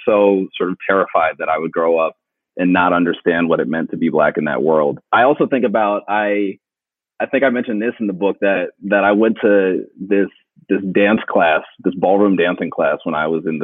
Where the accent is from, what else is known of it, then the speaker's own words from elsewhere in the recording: Philadelphia, Pennsylvania, United States; I grew up in Philly